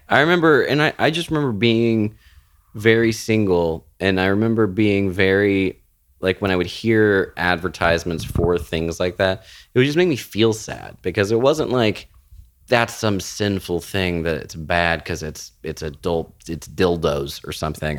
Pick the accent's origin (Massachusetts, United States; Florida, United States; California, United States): Florida, United States; moved away; I was raised in Florida